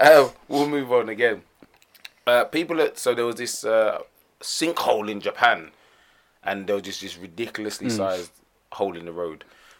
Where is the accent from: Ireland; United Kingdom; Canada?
United Kingdom; But this does not show you or give you an indication of our overall mentality as British people.